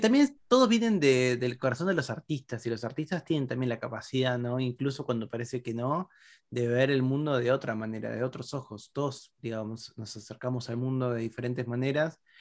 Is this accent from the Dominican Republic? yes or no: no; Argentina; Nosotros en Argentina